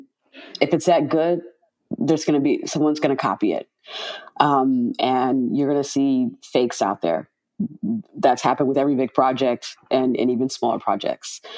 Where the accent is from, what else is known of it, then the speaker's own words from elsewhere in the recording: Miami, Florida, United States; In high school, I I'm from Miami, interned at the local autopsy office, medical examiner's office in Dade County.